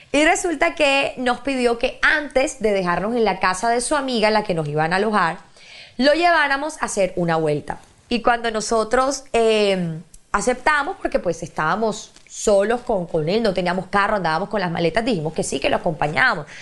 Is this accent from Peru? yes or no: no; Barranquilla, Atlántico, Colombia; somos nosotros los barranquilleros